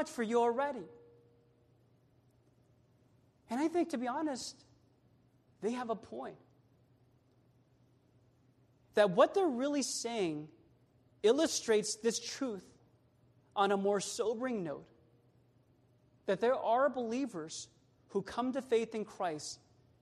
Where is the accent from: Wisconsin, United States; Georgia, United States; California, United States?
California, United States; Sacramento; now in Bay Area, United States; I'm from Sactown, born and raised there